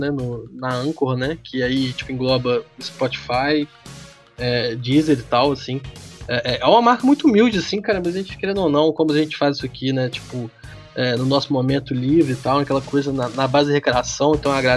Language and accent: Portuguese; Minas Gerais, Brazil; O sotaque aqui é muito bom pra, pra, pra xingar